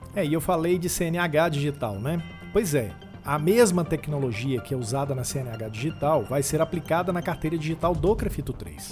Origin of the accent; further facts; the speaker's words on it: Brazil; A gente é brasileiro